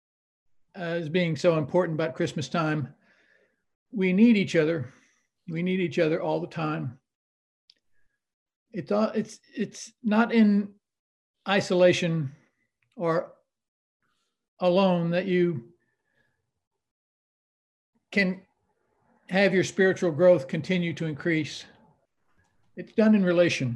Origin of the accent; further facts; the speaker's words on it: South Texas, United States; when I was growing up in South Texas, which is kind of, you know, Baptist country at the time